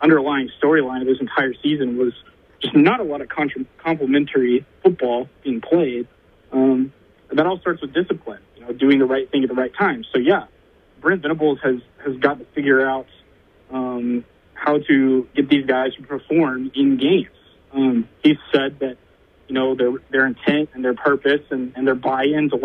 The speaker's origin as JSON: {"language": "English", "town": "Oklahoma City", "region": "Oklahoma", "country": "United States", "said": "I'm from Oklahoma City, so it's been pretty convenient for me to go to school here"}